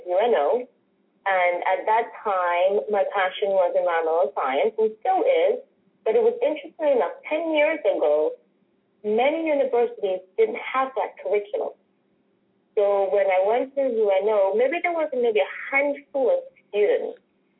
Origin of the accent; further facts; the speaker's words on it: Dominica; also born or lived in United Kingdom / New Orleans, United States / Australia; now in New York, United States; growing up in Dominica